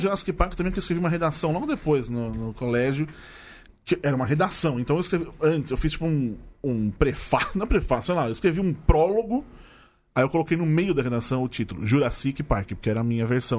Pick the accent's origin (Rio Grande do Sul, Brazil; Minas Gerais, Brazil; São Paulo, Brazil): São Paulo, Brazil; Tatuapé; sou do Tatuapé